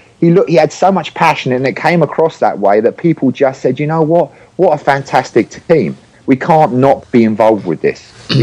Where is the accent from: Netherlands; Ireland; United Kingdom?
United Kingdom; England; now in San Diego, United States; And that year I moved from England to San Diego.